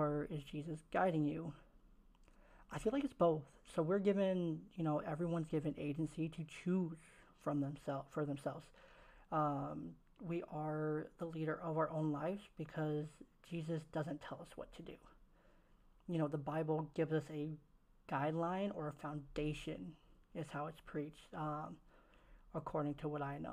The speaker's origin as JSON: {"language": "English", "town": "Oakland", "region": "California", "country": "United States", "tie": "born or raised there", "moved": "yes", "said": "I was raised in Oakland, California"}